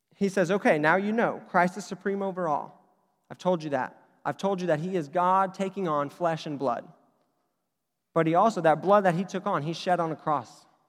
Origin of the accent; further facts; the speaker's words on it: Oklahoma, United States; I'm from Oklahoma.